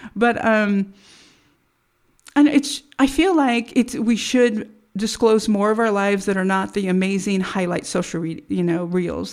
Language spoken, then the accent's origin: English; United States; as American citizens